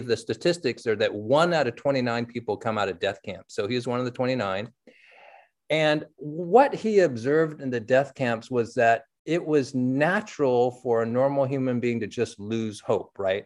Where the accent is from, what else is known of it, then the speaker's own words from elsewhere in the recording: San Francisco, California, United States; I grew up in San Francisco reading the Chronicle